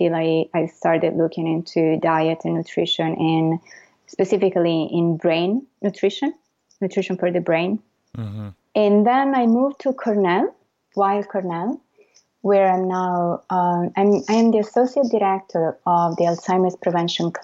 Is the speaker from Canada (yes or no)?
no; Florence, Tuscany, Italy; moved away as an adult; I'm Italian. First of all, full disclosure, I was born and raised in Florence in Italy, and I went to school in Italy